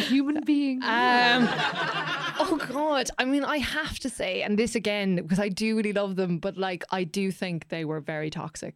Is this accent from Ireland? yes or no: yes; Ireland; as Irish people